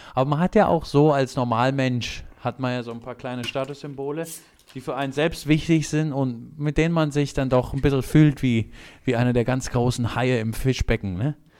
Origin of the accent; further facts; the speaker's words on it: Germany; wo ich herkomme, habe ich gesagt, Deutschland